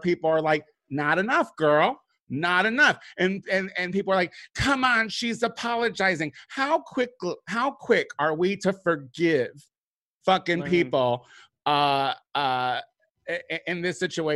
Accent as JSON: {"language": "English", "town": "Chicago", "region": "Illinois", "country": "United States", "moved": "yes", "said": "I'm from Chicago. Chicago is my roots."}